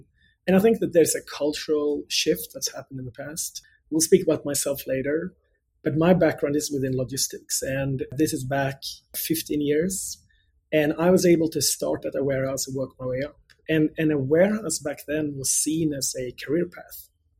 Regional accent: Gothenburg, Västra Götaland, Sweden; English is a second language; moved away as an adult; now in United States; So born and bred in Sweden. That's where I grew up, actually on the West Coast in a city called Gothenburg, where I attended the Gothenburg University.

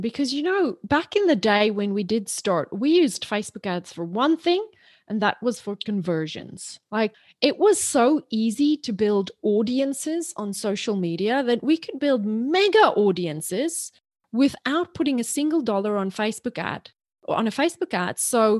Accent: South Africa; So I grew up in South Africa. My mom was an English teacher. And so she hammered us. And when you're in South Africa, you have to learn the Queen's English.

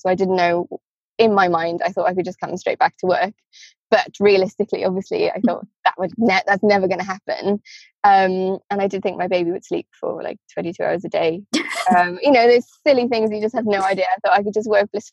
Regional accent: Wales, United Kingdom; moved away; I'm from Wales

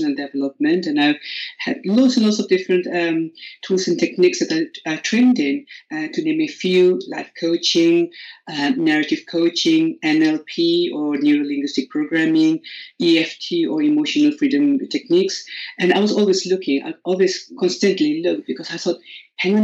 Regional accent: India; English is a second language; moved away as an adult; now in United Kingdom; I am originally from India, and I graduated from medical school in 1997.

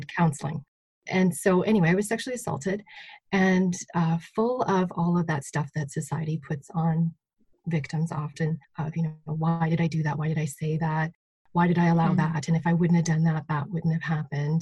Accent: Saskatchewan, Canada; I grew up not far from here, just sort of on the border of East Central Alberta and Saskatchewan.

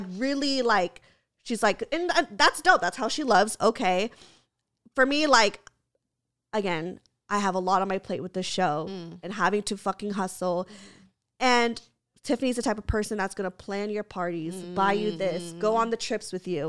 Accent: Santa Clarita, California, United States; No, I'm from Santa Clarita.

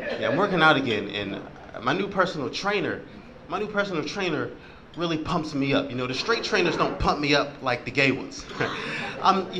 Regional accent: Philadelphia, Pennsylvania, United States; I'm from Philly

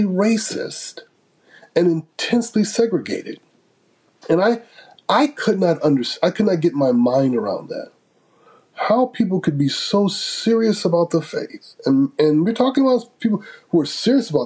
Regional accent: Grand Rapids, Michigan, United States; I was born and raised in Grand Rapids, Michigan, which is, I like to say, the most theological city in the United States.

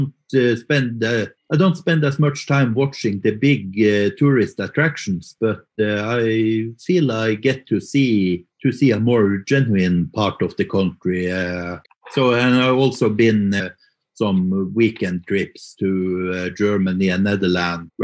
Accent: Mo i Rana, Nordland, Norway; moved away as an adult; now in Oslo, Norway; hometown is Mo i Rana it's in the northern parts of Norway

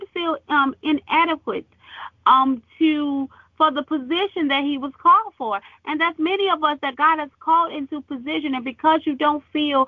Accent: United States; my hometown, my country. Amen. The USA

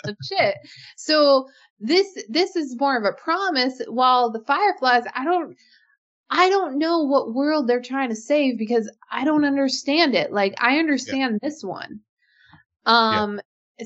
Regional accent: Alaska, United States; I grew up in Alaska

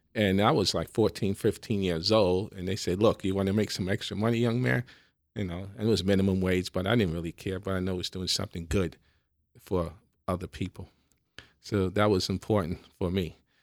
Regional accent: New York City, New York, United States; I, I grew up in the Bronx

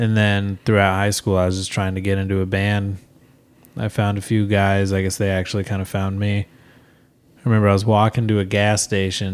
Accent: Grand Island, Nebraska, United States; moved away as an adult; now in Omaha, United States; I moved out to Omaha from Grand Island shortly after high school

